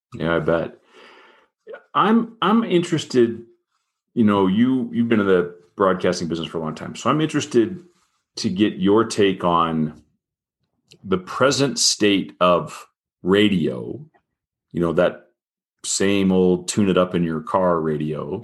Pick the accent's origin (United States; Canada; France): United States; Fort Wayne, Indiana; moved away as an adult; also born or lived in Boulder, Colorado; now in Colorado, United States; I grew up in Fort Wayne